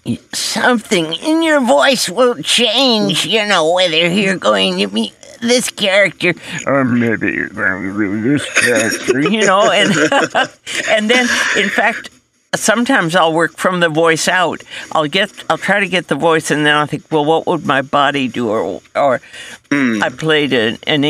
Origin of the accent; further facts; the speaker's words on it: Denver, Colorado, United States; I was born and raised in Denver, Colorado